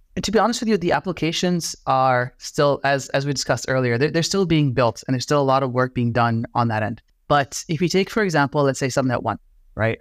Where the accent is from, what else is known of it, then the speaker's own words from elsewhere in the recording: Iraq; I'm Middle Eastern, right? I'm from Iraq